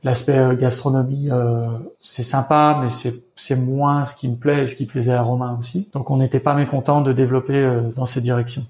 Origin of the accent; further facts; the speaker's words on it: Lyon, Auvergne-Rhône-Alpes, France; moved away as an adult; now in Berlin, Germany; Lyon, ma ville natale. Berlin, parce que c'est là où je vis depuis un moment